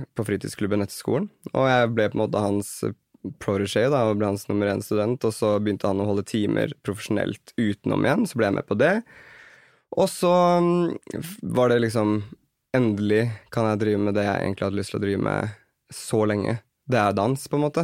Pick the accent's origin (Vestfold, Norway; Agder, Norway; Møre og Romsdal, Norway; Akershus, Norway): Akershus, Norway; Kolbotn; Vi dannet en dansegruppe på Kolbotn, der jeg er fra.